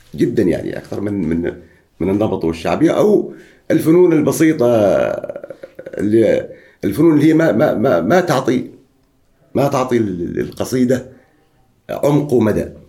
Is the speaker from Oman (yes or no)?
yes; Oman; عندنا في عمان